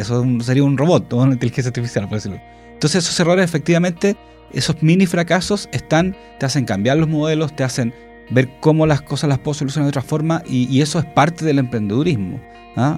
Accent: Chile; en Chile

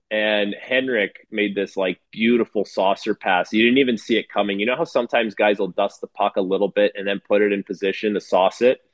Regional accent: Toronto, Ontario, Canada; in my hometown

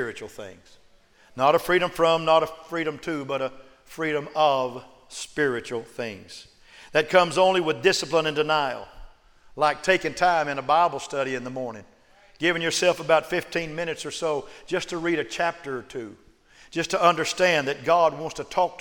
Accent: United States; I'm an American

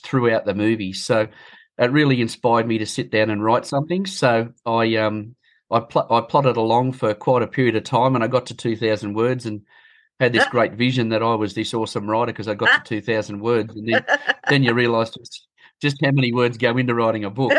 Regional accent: Bathurst, New South Wales, Australia; Bathurst, my hometown. I was born in Bathurst

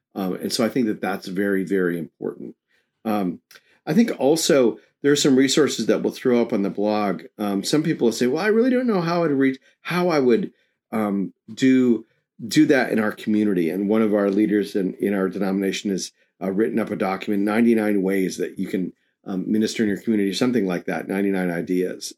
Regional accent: New York, United States; I grew up in New York

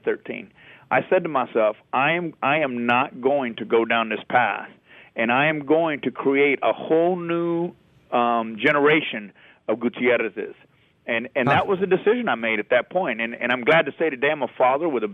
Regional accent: Midlothian, Texas, United States; I grew up in a little bitty teeny weeny town called Midlothian, Texas

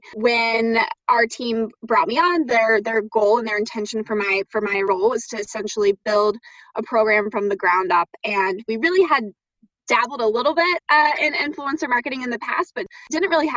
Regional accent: Southern Virginia, United States; moved away as an adult; now in Chicago, United States; I am from Southern Virginia and grew up there, and I've been in Chicago now for about 10 years

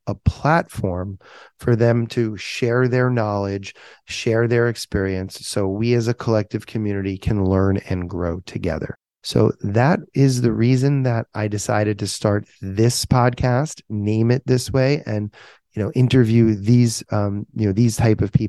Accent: South Florida, United States; I was born and raised in South Florida. I've lived in South Florida my entire life, except for my 4 years at the University of Florida

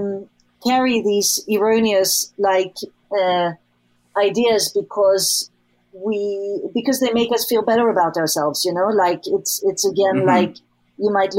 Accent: Sweden; I grew up, you know, I grew up in Sweden

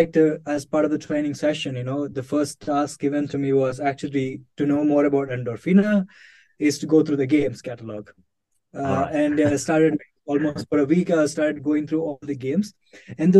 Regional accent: India; moved away as an adult; now in Czech Republic; I'm from India.

